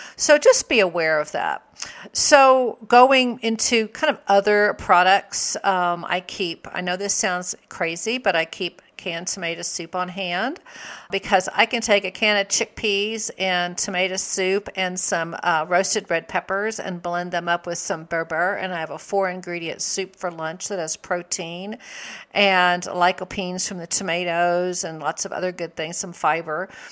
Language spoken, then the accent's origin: English; the South, United States; I grew up in the South.